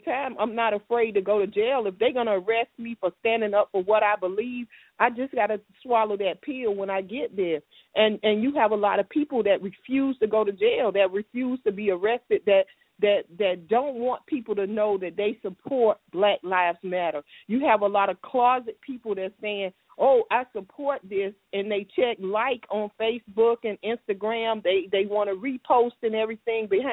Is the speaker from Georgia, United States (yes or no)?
no; Miami, Florida, United States; I'm from Miami